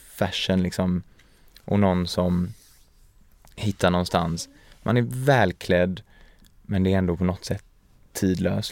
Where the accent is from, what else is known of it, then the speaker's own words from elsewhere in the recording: Sweden; also born or lived in Paris / Gothenburg; Jag är ju uppvuxen i, i Sverige